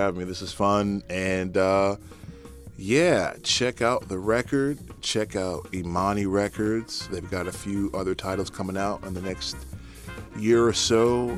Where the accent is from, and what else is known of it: New England, United States; born or raised there; moved away as an adult; also born or lived in Philadelphia; now in New York, United States